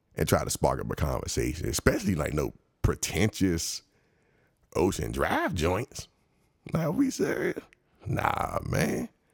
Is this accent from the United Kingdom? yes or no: no; United States; I'm just a regular American. I'm black